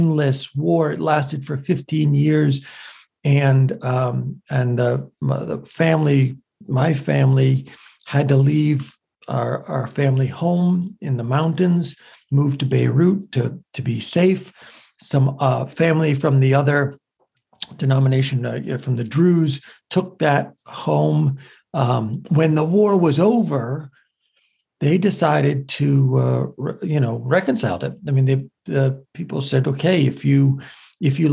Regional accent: United States; I love being an American, and I love being a Lebanese American.

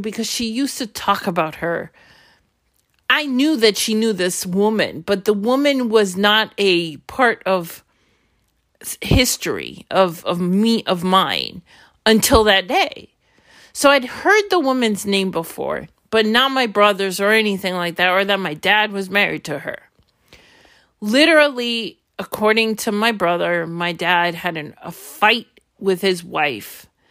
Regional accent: New York City, New York, United States; also born or lived in Brooklyn, New York; I was born in Brooklyn, and when I was three months old, there was a decision made to move to Queens

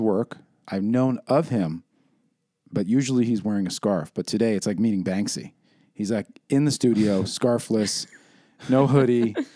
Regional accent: New York City, New York, United States; I feel very protective and provincial about my New York heritage

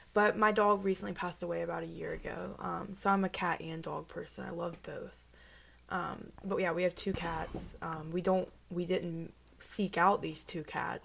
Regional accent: Vinton, Virginia, United States; I'm from Roanoke, Virginia.

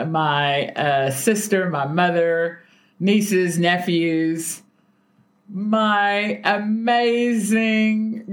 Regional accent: Texas, United States; moved away; packing up bags to head to my home state of the big Texas.

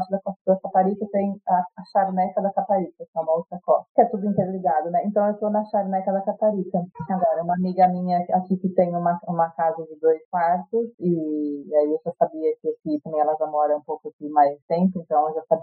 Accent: Rio Claro, São Paulo, Brazil; moved away as an adult; also born or lived in Salvador / Águas de São Pedro / Campinas / Sydney; now in Portugal; no Brasil, eu morei, óbvio, onde eu nasci, Salvado, morei em Rio Claro, que foi onde eu cresci, morei em Águas de São Pedro, que foi onde eu fiz a faculdade de hotelaria, morei em São Paulo

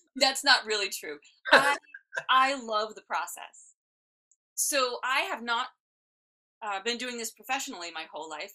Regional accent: Elkins, West Virginia, United States; moved away as an adult; also born or lived in Philadelphia area; I grew up in West Virginia

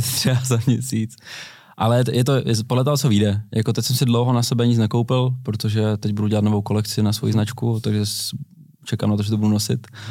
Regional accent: Brno, South Moravian Region, Czechia; jsme z Brna oba dva

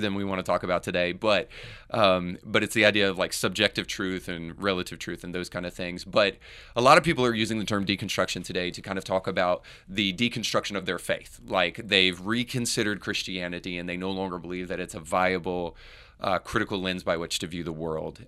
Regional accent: United States; me growing up in America

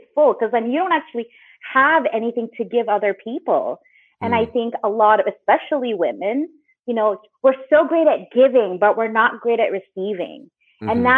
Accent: just outside of Vancouver, British Columbia, Canada; I'm originally from just outside of Vancouver, British Columbia, Canada

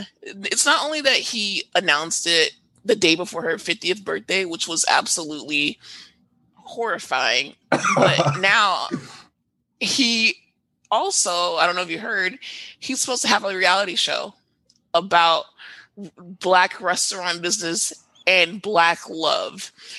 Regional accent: Trinidad & Tobago; I'm also Trinidadian, so yeah.

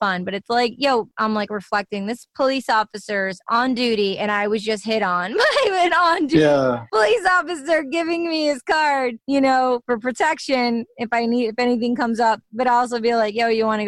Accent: Livonia, Michigan, United States; I'm Greek American, and I mean, I remember growing up in Livonia, Michigan

